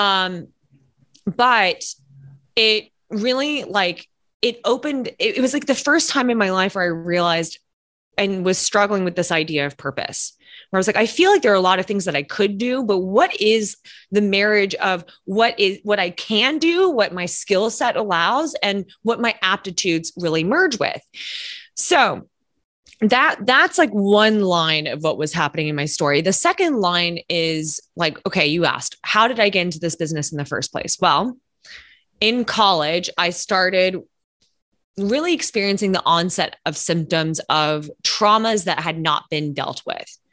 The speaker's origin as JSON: {"language": "English", "town": "Lexington", "region": "Kentucky", "country": "United States", "moved": "yes", "lives_now": "New York City, United States", "said": "I'm originally from Lexington, Kentucky"}